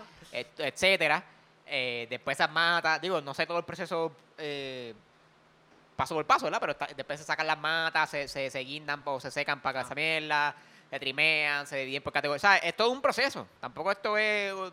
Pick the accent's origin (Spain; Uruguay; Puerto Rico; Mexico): Puerto Rico; como los boricuas